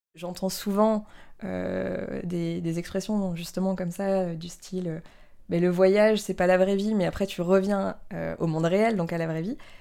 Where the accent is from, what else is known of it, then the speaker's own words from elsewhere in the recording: near Strasbourg, Alsace, Grand Est, France; moved away; also born or lived in Paris; J'ai grandi près de Strasbourg, à la campagne, dans une petite famille